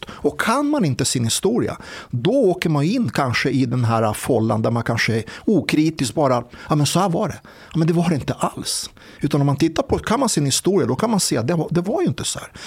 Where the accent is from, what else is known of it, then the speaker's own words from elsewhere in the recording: Serbia; Nej, det var jag som sa det. Jag är själv en serb.